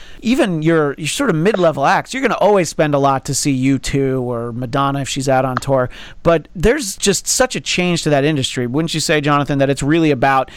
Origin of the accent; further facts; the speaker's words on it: New York, United States; a kid growing up in New York